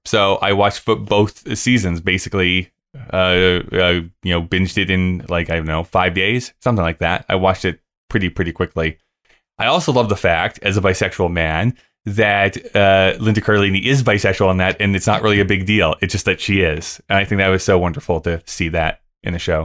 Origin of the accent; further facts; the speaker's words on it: Canada; as a Canadian